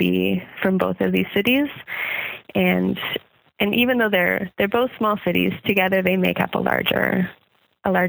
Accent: Ontario, Canada; moved away as an adult; also born or lived in Manitoba; now in Nova Scotia, Canada; We both grew up in Ontario. I grew up both in Manitoba and Ontario

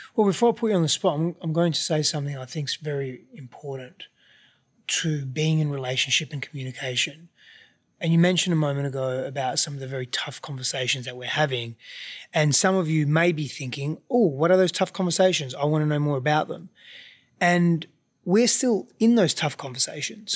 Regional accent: Australia; I grew up there, so culturally I'm Australian, but ethnically I'm not

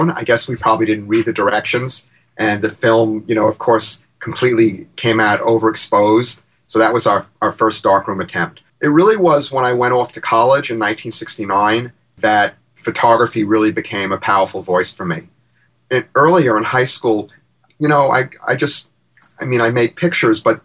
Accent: Long Island, New York, United States; also born or lived in Bronx, New York; I was born in the Bronx, and when I was three, my parents, like folks in their generation, moved out to suburbia. I grew up on Long Island

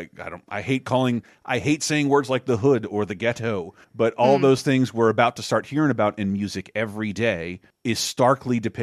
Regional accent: Florida, United States; It's growing up in Florida

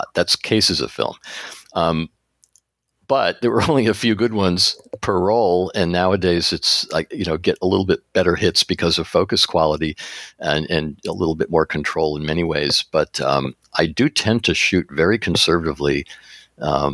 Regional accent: East Coast, United States; now in Seattle, United States; I've experienced fog growing up in the East Coast near where you live, and going to the coast in Cape Cod

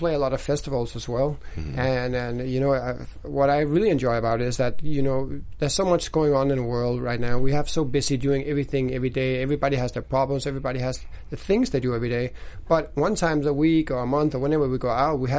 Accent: Denmark; moved away as an adult; now in Los Angeles, United States; the neighborhood where I grew up in Denmark

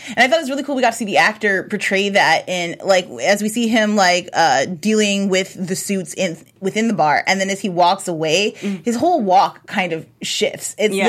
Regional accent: Chicago, Illinois, United States; I'm from Chicago

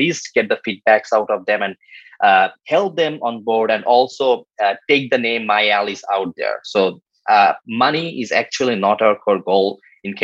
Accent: Bangladesh; I'm from Bangladesh

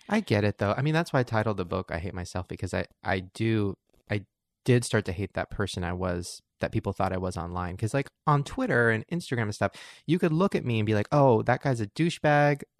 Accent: Long Beach, California, United States; I grew up in Long Beach where all my friends were black

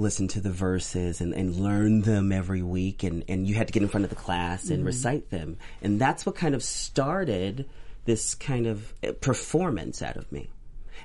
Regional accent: Bakersfield, California, United States; I grew up in Bakersfield, California

